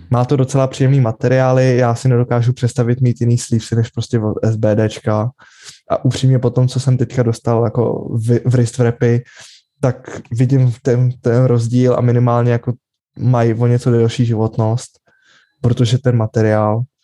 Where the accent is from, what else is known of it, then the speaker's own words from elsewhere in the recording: Czechia; u nás v Čechách